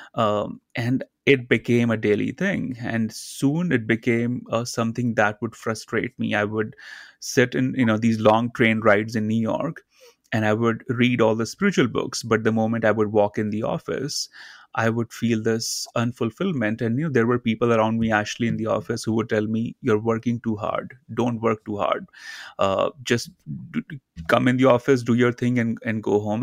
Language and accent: English; India; I grew up in India uh, in a very small town near the Himalayan in the mountains, a very small community.